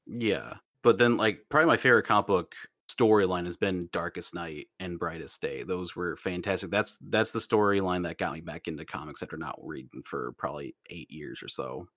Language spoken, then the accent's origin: English; United States; I'm Vietnamese American